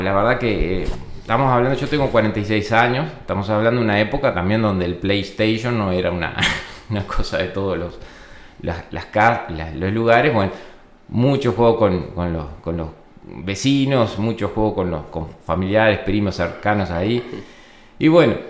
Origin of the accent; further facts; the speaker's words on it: Florida, Uruguay; yo soy oriundo de Florida, de la ciudad de Florida. Eh, tengo una raíz rural, pero en realidad me crié en un, barrio este, de Florida